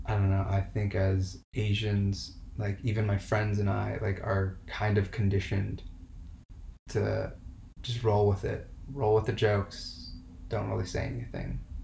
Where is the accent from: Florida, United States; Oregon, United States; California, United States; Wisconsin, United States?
California, United States; Santa Monica; also born or lived in Seattle, Washington; I was born in Seattle, Washington, and uh, my parents moved down to Santa Monica, California when I was about one years old